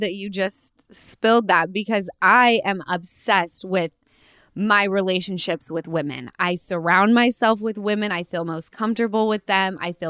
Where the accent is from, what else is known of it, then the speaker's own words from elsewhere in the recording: Utah, United States; now in Los Angeles, United States; I'm from Utah, and I'm telling you, I moved to LA because it was the biggest city that was the closest to where I was from.